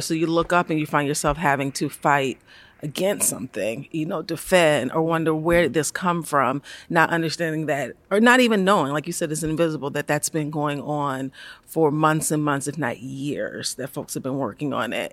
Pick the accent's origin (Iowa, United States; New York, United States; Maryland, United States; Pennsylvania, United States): Maryland, United States; Baltimore; I'm from Baltimore. I'm from Baltimore City. Uh, grew up there